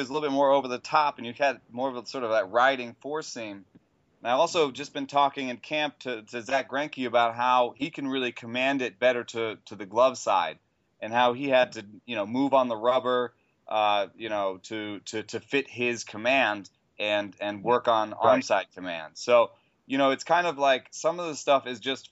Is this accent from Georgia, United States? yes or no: yes; Atlanta, Georgia, United States; moved away; I grew up in Atlanta. I was in Atlanta from 87 to, or 86 to 94